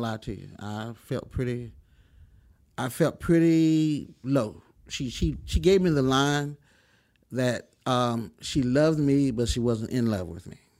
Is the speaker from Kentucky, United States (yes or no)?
no; Chase City, Virginia, United States; moved away as an adult; also born or lived in Lynchburg, Virginia / California; I grew up in a small town called Chase City